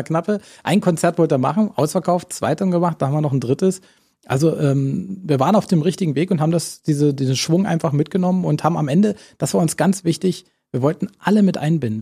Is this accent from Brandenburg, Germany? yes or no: yes; Cottbus, Brandenburg, Germany; Natürlich ist Cottbus meine Heimatstadt